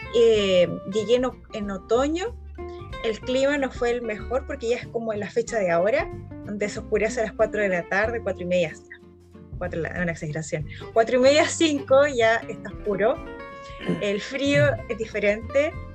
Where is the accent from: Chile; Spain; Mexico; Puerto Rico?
Chile; Concepción, Biobío; moved away as an adult; now in Frankfurt, Germany; yo soy de Concepción.